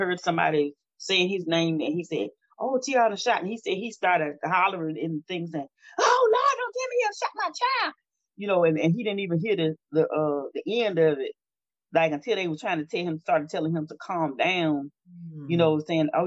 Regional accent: Natchez, Mississippi, United States; My hometown is Natchez, Mississippi, and on the river.

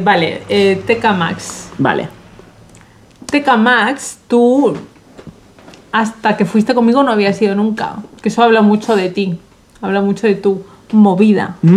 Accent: Madrid, Community of Madrid, Spain; yo, como bien sabes, crecí en Madrid, cerca del Retiro

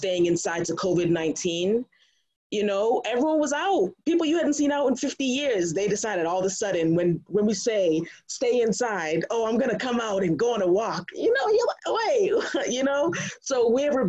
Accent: Brockton, Massachusetts, United States; I grew up in Brockton

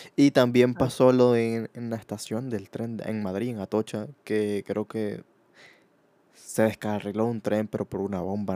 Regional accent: Venezuela; now in Spain; yo, que vengo de Venezuela

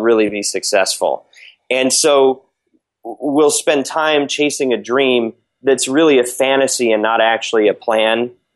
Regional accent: Michigan, United States; now in Los Angeles, United States; I live in Southern California. I'm from Michigan originally. Um, Oxford Road is the street uh, I was born on.

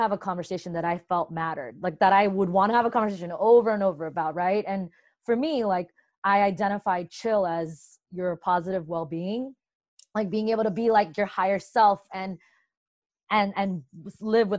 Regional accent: New Jersey, United States; also born or lived in Brooklyn, New York; I was born in Brooklyn and raised mostly in New Jersey

